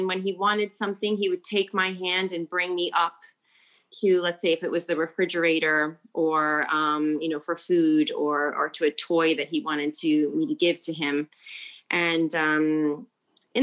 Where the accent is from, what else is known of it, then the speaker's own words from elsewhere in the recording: United States; first language English; moved away as an adult; also born or lived in Italy; now in United Kingdom; I'm from the United States